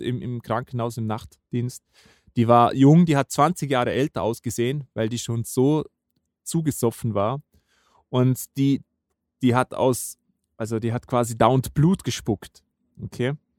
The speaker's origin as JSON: {"language": "German", "region": "Vorarlberg", "country": "Austria", "said": "bei uns in Vorarlberg"}